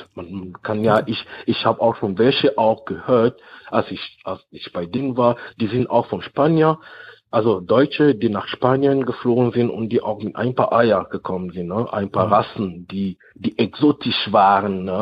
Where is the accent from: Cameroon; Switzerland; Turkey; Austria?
Cameroon; now in Germany; in Kamerun, in meinem Dorf, da wo, da wo ich herkomme